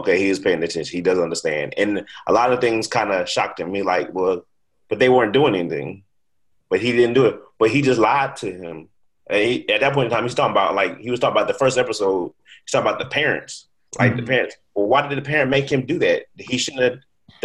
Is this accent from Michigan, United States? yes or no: no; Cincinnati, Ohio, United States; I grew up in Cincinnati